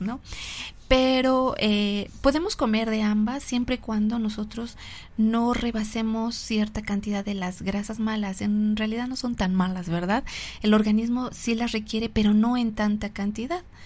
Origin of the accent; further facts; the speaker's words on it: Mexico; nosotros los mexicanos